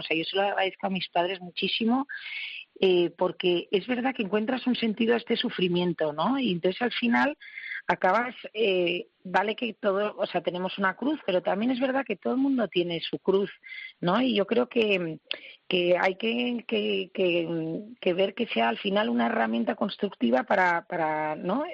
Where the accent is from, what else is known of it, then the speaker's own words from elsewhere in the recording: Basque Country, Spain; soy vasca